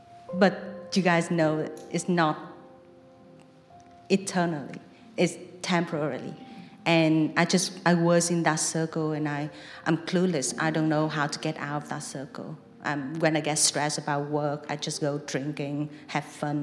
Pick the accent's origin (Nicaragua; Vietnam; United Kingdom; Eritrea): Vietnam; moved away; I was living in Vietnam, so Buddhism is like a very big thing in my home country